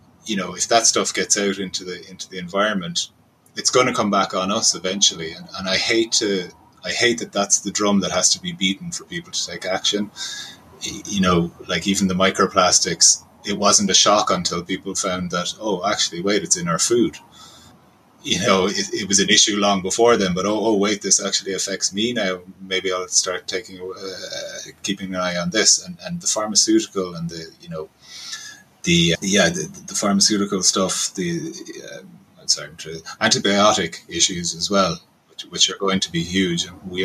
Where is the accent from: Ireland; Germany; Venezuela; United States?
Ireland; Cork, Munster; I'm from Cork